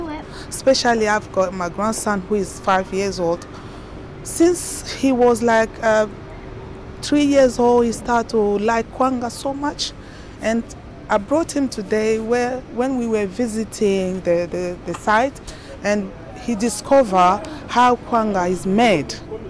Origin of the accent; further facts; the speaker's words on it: DR Congo; moved away as an adult; now in United Kingdom; I'm from Democratic Republic of Congo origin, and I've been living in the country for the last 23 years.